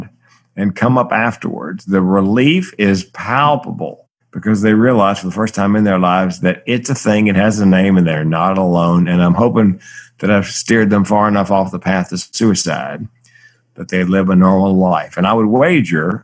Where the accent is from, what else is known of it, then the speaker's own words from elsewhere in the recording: the South, United States; I grew up in the South where big boys didn't cry